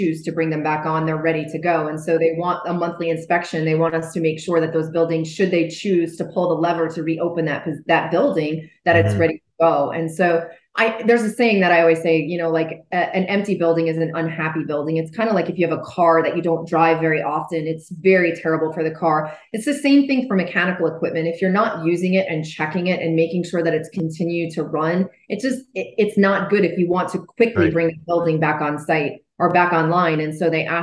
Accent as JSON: {"language": "English", "region": "New Jersey", "country": "United States", "tie": "born or raised there", "moved": "yes", "said": "I grew up in New Jersey"}